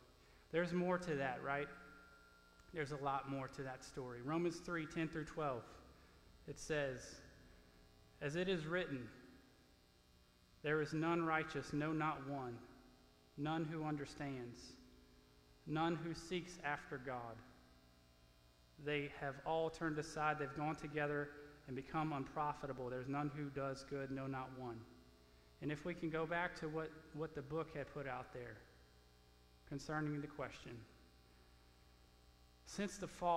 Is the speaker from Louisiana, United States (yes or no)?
yes; Louisiana, United States; moved away as an adult; now in Oklahoma, United States; being a Cajun from Louisiana